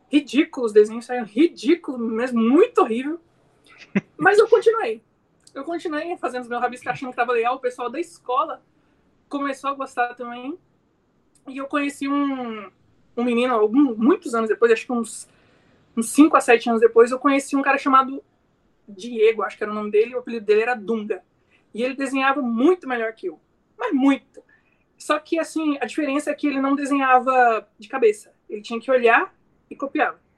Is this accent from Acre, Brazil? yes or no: no; Rondonópolis, Mato Grosso, Brazil; Eu sou nascido aqui na, em Rondonópolis, né? Na cidade de Rondonópolis. E sempre vivi em fazenda, fui criado em fazenda.